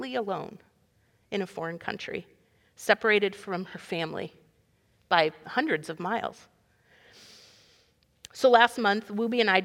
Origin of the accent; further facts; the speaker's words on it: Iowa, United States; we're from Iowa